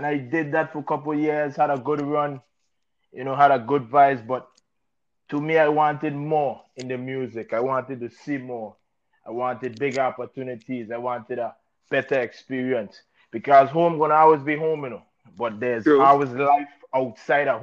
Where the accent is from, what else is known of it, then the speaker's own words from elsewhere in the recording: St. Thomas, U.S. Virgin Islands; Born and raised in St. Thomas, U.S. Virgin Islands.